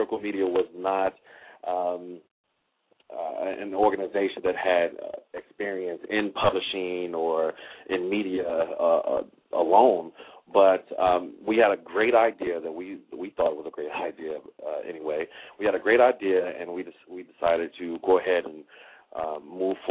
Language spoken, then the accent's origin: English; Chicago, Illinois, United States; I'm also a native Chicagoan